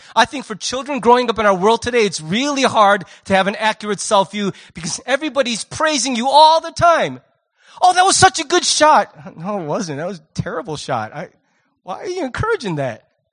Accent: United States; I'm American

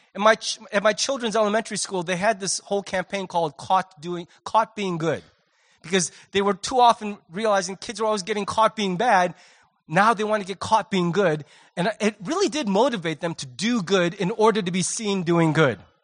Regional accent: United States; I'm American

